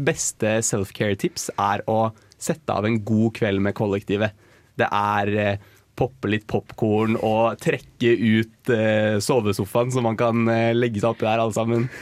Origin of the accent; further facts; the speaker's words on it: Oslo, Norway; jeg er fra Oslo.